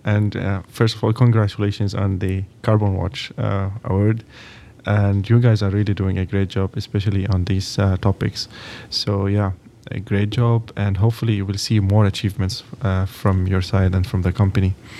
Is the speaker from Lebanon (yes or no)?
yes; Lebanon; moved away as an adult; now in Texas, United States; I'm from Lebanon, from Middle East.